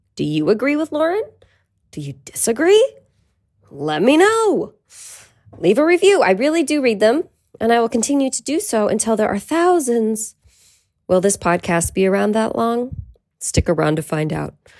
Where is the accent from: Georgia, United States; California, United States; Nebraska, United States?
California, United States; Petaluma; we're still in my hometown, Petaluma